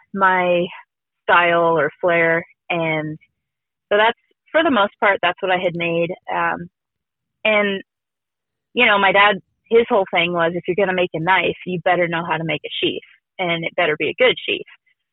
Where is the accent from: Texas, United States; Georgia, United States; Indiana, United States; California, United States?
California, United States; Redding; No, so we grew up in Redding. And Redding is up north. It's almost by Oregon. And it's a little mountainy town.